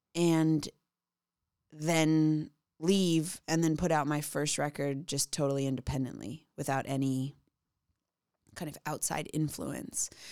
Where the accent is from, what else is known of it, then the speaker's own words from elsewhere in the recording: outside of Chicago, Illinois, United States; I grew up outside of Chicago